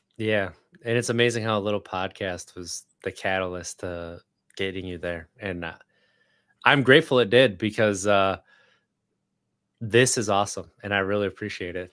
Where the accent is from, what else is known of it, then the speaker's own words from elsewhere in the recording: Wisconsin, United States; moved away as an adult; now in Richmond, United States; I grew up in Wisconsin